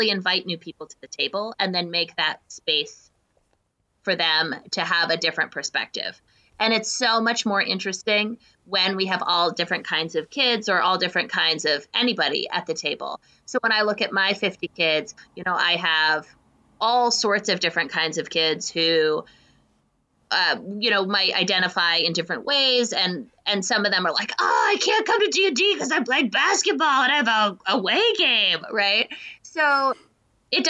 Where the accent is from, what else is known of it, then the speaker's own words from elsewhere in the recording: United States; I'm from America